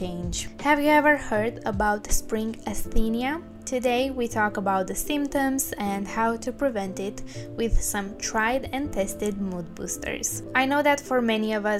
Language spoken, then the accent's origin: English; Bucharest, Romania; now in United Kingdom; I was born in Bucharest, Romania